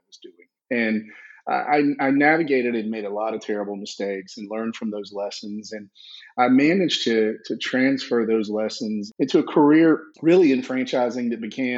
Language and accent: English; South Georgia, United States; I grew up in South Georgia, if you can't tell by the accent